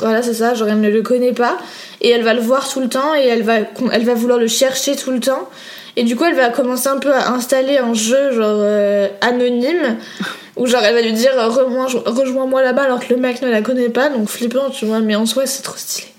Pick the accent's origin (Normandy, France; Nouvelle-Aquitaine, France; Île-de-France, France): Île-de-France, France; Paris; je suis une vraie parisienne